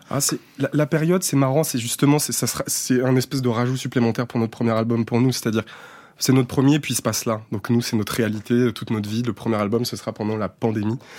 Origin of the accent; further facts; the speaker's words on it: Saint-Étienne, Auvergne-Rhône-Alpes, France; now in Paris, France; c'est un territoire d'enfance